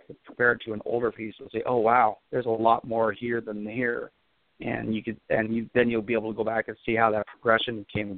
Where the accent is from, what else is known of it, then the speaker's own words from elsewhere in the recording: Port Gamble S'Klallam reservation, near Seattle, Washington, United States; my tribe is Port Gamble's Plum Tribe. We're up about an hour and a half outside of out of Seattle there, and grew up on my reservation